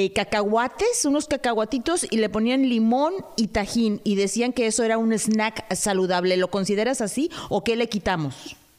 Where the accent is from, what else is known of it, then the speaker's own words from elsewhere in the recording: Mexico; nosotros los mexicanos